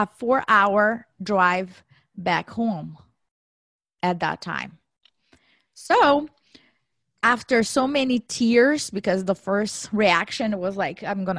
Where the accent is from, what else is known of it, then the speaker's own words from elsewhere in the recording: Brazil; moved away as an adult; now in United States; I was born and raised in Brazil. After I graduated, I did my MBA there. And in 2008, I decided to come to the U.S. for a one-year cultural exchange program